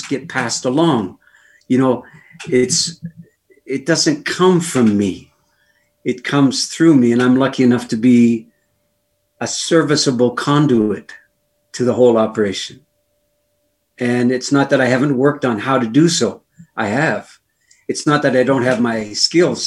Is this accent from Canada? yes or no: yes; Canada; Being a Canadian